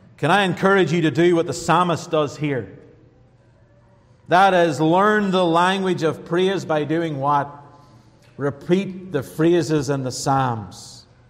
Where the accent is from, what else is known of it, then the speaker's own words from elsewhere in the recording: Northern Ireland, United Kingdom; now in United States; Coming from Northern Ireland, I am an American now